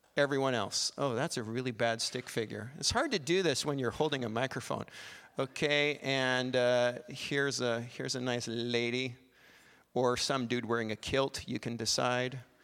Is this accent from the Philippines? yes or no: no; Canada; we're Canadian